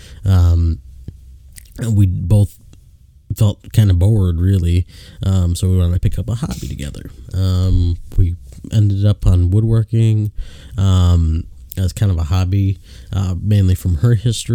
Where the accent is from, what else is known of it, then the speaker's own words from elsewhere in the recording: Chicago, Illinois, United States; now in Statesville, United States; born and raised in Illinois, from just north side of Chicago